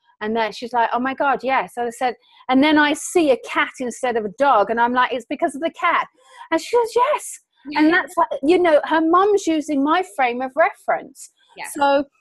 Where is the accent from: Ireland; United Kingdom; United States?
United Kingdom; England; I'm an English citizen over here on vacation